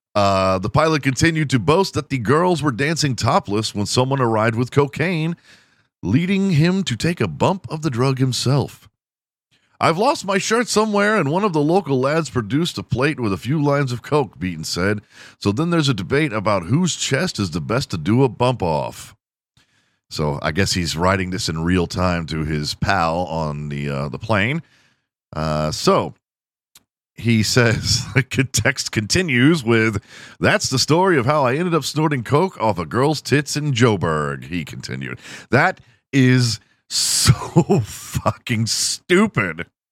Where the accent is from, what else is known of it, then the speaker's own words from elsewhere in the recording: Houston, Texas, United States; I am from Houston